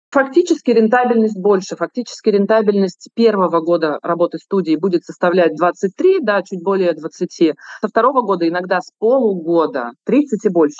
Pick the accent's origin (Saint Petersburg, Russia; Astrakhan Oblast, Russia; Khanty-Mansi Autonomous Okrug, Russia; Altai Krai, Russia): Saint Petersburg, Russia; я тоже как петербурженка